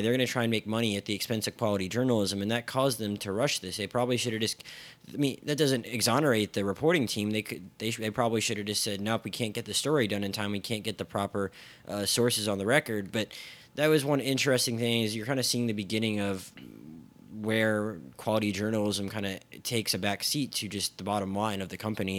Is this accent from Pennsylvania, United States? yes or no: yes; Philadelphia, Pennsylvania, United States; my hometown news, newspapers, the Philadelphia Daily News and the Philadelphia Inquirer